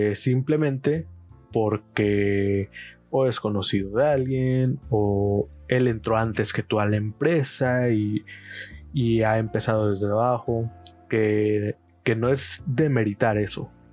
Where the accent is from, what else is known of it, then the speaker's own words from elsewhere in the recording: Chilpancingo, Guerrero, Mexico; soy de Chilpancingo Guerrero, México.